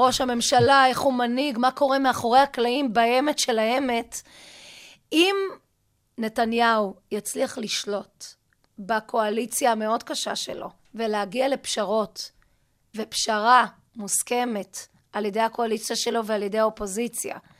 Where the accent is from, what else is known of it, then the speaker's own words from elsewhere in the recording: Lehavot Haviva, Haifa District, Israel; אני באה מקיבוץ להבות חביבה. אבי בניהו היה מטפלת שלי בגן הילדים